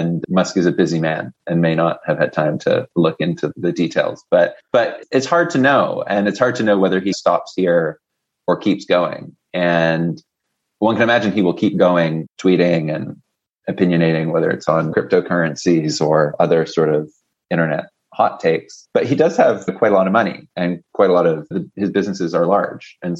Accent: Canada; I'm actually Canadian, I'm not American

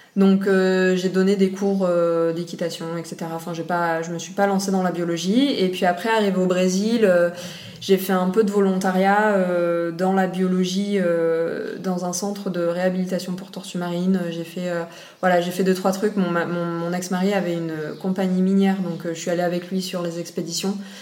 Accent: Réunion; also born or lived in Nice, France; quand j'avais 5 ans, ils ont décidé de faire le voyage et de venir à la base pour 5 ans s'installer et puis en fait ça fait 25 ans qu'on est là donc euh, voilà donc j'ai grandi ici jusqu'à mes 18 ans

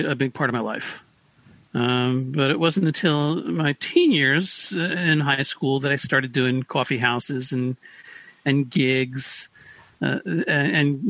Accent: Paramus, New Jersey, United States; I grew up in Paramus, New Jersey, deep in the bosom of suburbia

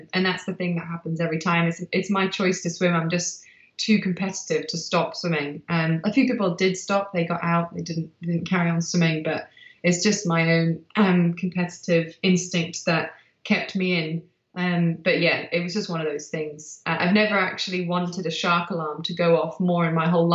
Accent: Manchester, North West England, United Kingdom; also born or lived in South Africa; I'm from Manchester.

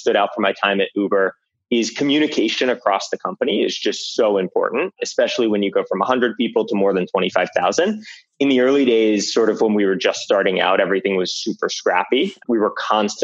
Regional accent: Weston, Florida, United States; moved away as an adult; also born or lived in Atlanta; I grew up in South Florida, outside Fort Lauderdale in a town called Weston

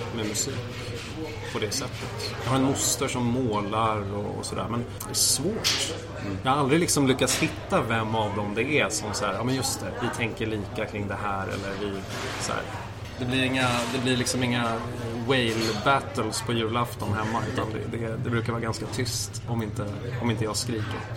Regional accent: Morgongåva, Uppsala County, Sweden; also born or lived in Nacka / Tyresö / Vittinge / Sala; Så vi flyttade till, eh, till Morgongåva, först till Vittinge och sen till Morgongåva en halv mil därifrån och eh, där gick jag i skola, där eh, växte jag upp

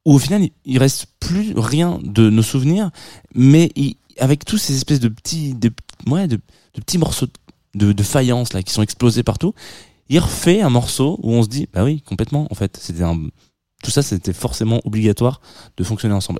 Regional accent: France; accent: franchouillard (French); mon accent franchouillard

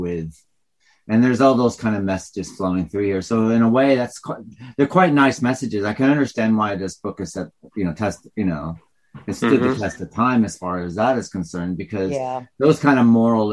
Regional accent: United States; now in England; growing up in American and then growing up in like the English culture sort of thing.

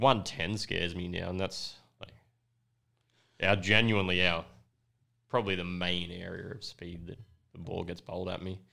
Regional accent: Woolai, New South Wales, Australia; I grew up in Woolai when I was real young.

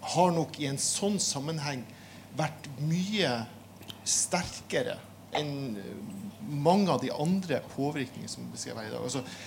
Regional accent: Northern Norway, Norway; moved away; Sjøl er, som mange av dere sikkert hører, oppvoksen i en annen landsdel

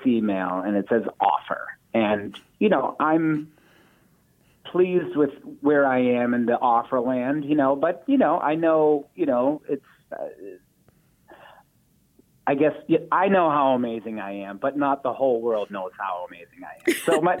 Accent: Boston, Massachusetts, United States; we grew up four blocks away from the oldest community theater in America. Actually, it's called the Footlight Club

